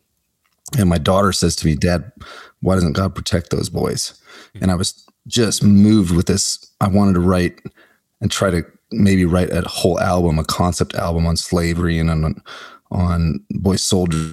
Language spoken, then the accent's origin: English; Omaha, Nebraska, United States; I grew up in Omaha, Nebraska